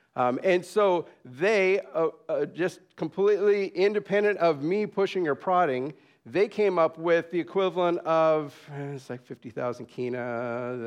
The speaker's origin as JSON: {"language": "English", "town": "San Jose", "region": "California", "country": "United States", "tie": "born or raised there", "also_born_or_lived": "Dallas", "moved": "yes", "lives_now": "Papua New Guinea", "said": "I grew up in San Jose, California"}